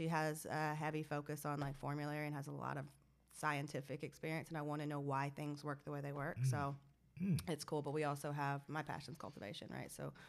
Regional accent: Georgia, United States; I'm from Georgia. I'm not. Jesus, send me a hurricane.

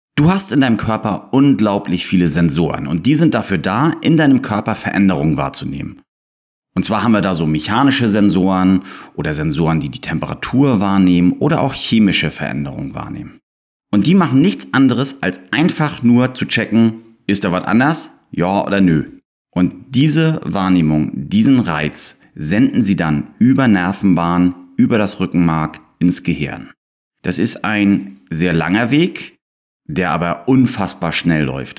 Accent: Germany; hier bei uns in Deutschland

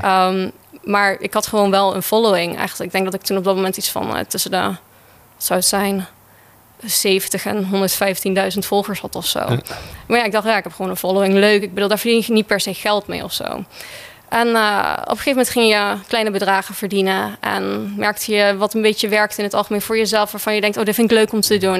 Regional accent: Netherlands; ik ben een echte Hollandse meid met blauwe ogen, blond haar.

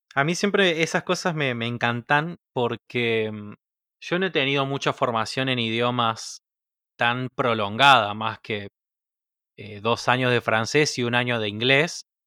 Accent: Argentina

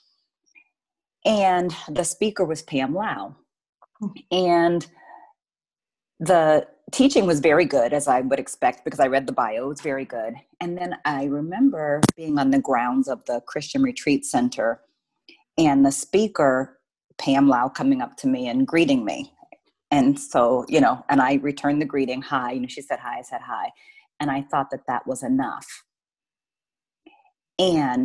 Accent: East Coast, United States; now in Oregon, United States; I'm from the East Coast

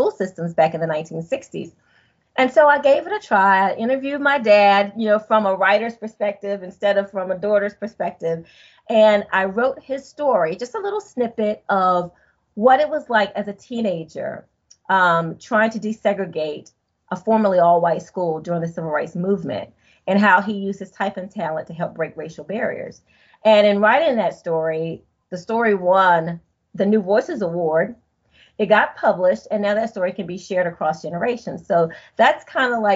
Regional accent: Greenville, North Carolina, United States; moved away as an adult; now in Pennsylvania, United States; I was born and raised in Greenville, North Carolina

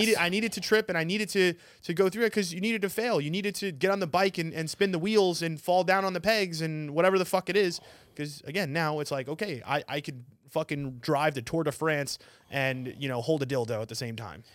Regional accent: New York, United States; now in Arizona, United States; I'm from New York

